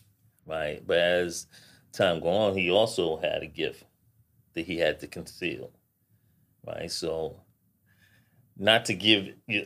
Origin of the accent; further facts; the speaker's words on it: New York, United States; because I know I was born and raised in New York. Mm-hmm. I've been in New York all my life.